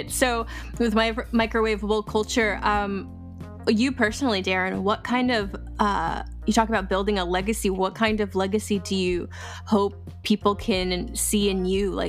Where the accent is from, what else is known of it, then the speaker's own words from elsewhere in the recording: California, United States; born there; I was born in Cali.